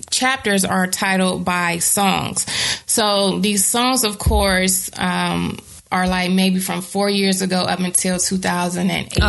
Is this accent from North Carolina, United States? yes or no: yes; Bertie County, North Carolina, United States; moved away as an adult; I grew up in a black neighborhood, of course. I'm from Bertie County, 252